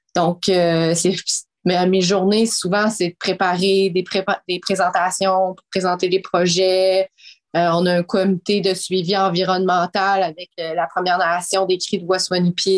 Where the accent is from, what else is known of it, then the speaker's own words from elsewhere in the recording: Quebec City, Quebec, Canada; moi, j'ai grandi à Québec